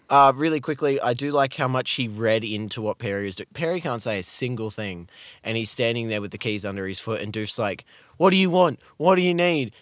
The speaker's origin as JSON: {"language": "English", "country": "Australia", "said": "as an Australian"}